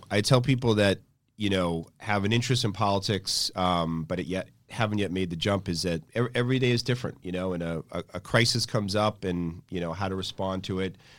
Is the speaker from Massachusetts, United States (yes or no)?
yes; Acton, Massachusetts, United States; I grew up in Acton